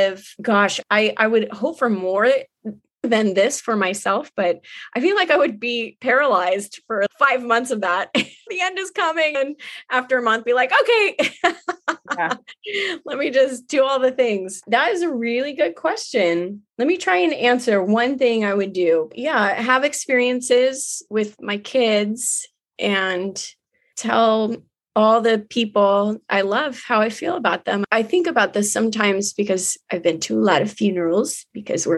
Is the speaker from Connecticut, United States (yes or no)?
no; Long Beach, California, United States; where I grew up in Long Beach.